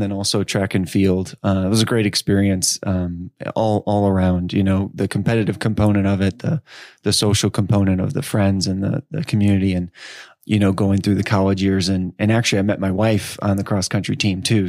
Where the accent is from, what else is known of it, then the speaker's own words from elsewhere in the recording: Edwardsville, Illinois, United States; also born or lived in Chicago suburbs, Illinois; I'm from Edwardsville, Illinois. Um, so I, actually, I spent, uh, nine years, uh, in the suburbs of Chicago, and then, um, I spent the next nine years in suburbs of Saint Louis.